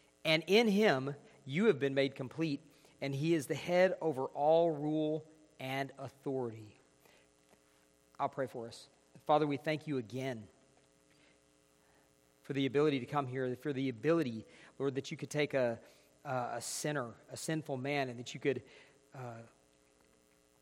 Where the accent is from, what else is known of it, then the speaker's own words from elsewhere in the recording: northeast Georgia, United States; moved away as an adult; now in Clovis, United States; So we're here from Georgia, northeast Georgia